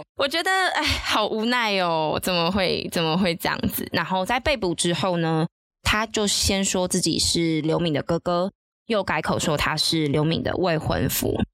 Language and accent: Chinese; Taiwan; 其实从外省第二代开始吧，我们真的就是土生土长的台湾人啊。呃，我的爷爷奶奶是从中国过来的